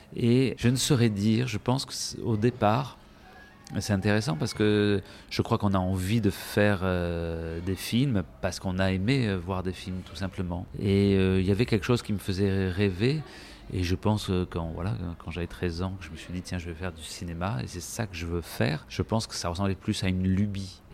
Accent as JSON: {"language": "French", "town": "Marseille", "region": "Provence-Alpes-Côte d'Azur", "country": "France", "tie": "born or raised there", "also_born_or_lived": "Paris", "moved": "as an adult", "said": "j'ai quitté Marseille, j'avais un peu plus de 19 ans"}